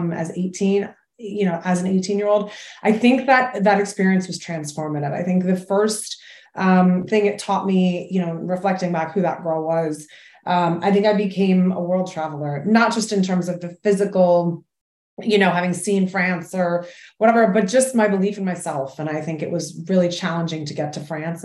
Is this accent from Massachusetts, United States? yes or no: yes; Massachusetts, United States; now in New York City, United States; I grew up in Massachusetts. I currently live in New York City